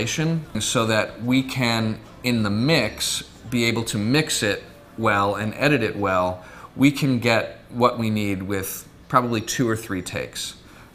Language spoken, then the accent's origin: English; St. Louis, Missouri, United States; moved away; also born or lived in Syracuse / California; I grew up in St. Louis